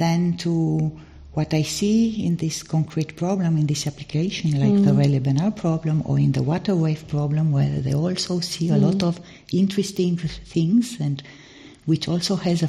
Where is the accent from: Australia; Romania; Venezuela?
Romania; first language Romanian; English is a second language; So also from the language, because Romanian, I'm coming from Romania, and Romanian is also a Latin language, and I had to learn French in school.